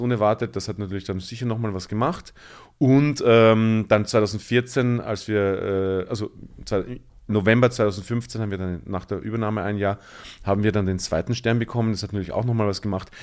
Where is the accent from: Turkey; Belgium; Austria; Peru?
Austria; Bruck an der Leitha, Lower Austria; moved away as an adult; also born or lived in Mödling, Austria / Vienna, Austria / Tyrol, Austria; now in Berlin, Germany; Bin aufgewachsen zwischen Wien und der ungarischen Grenze, also ähm, 20 Minuten nach Wien und 30 Minuten nach Ungarn sozusagen, an der Grenze zum Burgenland. Das wunderschöne kleine Dorf heißt Bruck an der Leiter